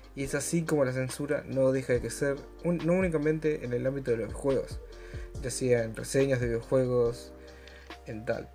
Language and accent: Spanish; Argentina; yo soy argentino, solo puedo hacer cosas de argentino